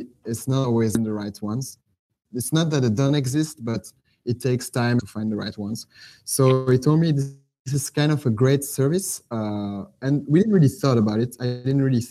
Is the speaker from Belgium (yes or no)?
yes; Belgium; moved away as an adult; also born or lived in Netherlands; now in Jakarta, Indonesia; I'm actually from Belgium, but I lived in the Netherlands 5 years, and now I'm in Jakarta, in Indonesia.